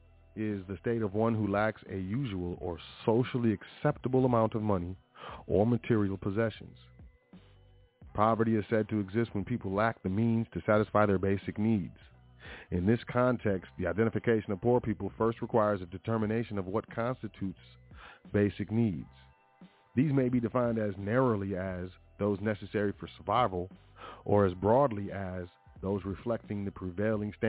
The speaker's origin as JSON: {"language": "English", "country": "United States", "tie": "born or raised there", "said": "I was born in the United States of America"}